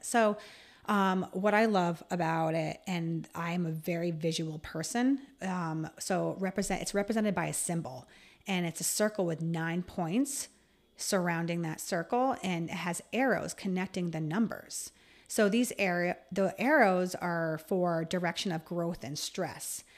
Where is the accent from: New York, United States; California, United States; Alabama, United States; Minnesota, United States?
New York, United States; Voorheesville; I am actually from Voorheesville, which is right sou-, right outside of Albany. So I really say I'm an Albany native.